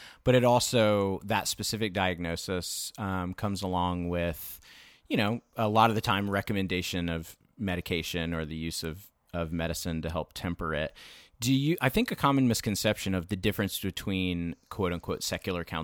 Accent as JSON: {"language": "English", "region": "Florida", "country": "United States", "tie": "born or raised there", "moved": "yes", "said": "I grew up in Florida and I had kind of a journey when I moved up here"}